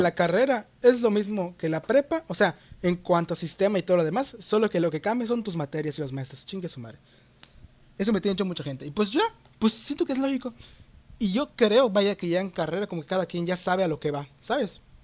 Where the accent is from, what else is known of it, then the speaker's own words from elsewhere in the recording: Yucatán, Mexico; soy mexicano.